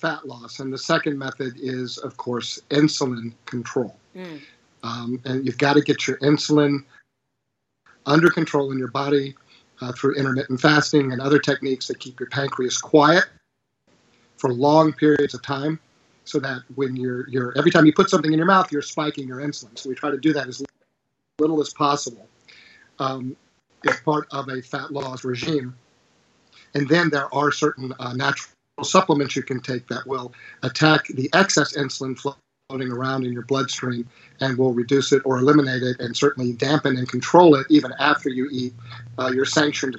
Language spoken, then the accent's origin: English; Virginia, United States; Here in my home state of Virginia